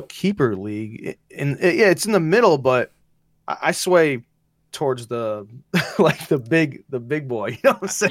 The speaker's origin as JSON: {"language": "English", "region": "Wisconsin", "country": "United States", "tie": "born or raised there", "said": "I still am a Packers fan because it's my home, my home, it's my hometown"}